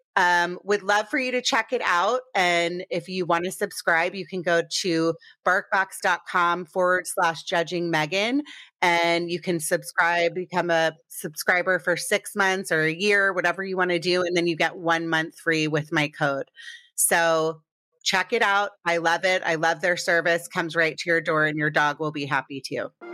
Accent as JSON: {"language": "English", "town": "Potomac", "region": "Maryland", "country": "United States", "tie": "born or raised there", "also_born_or_lived": "Connecticut / New York", "moved": "yes", "said": "I grew up in Potomac, Maryland."}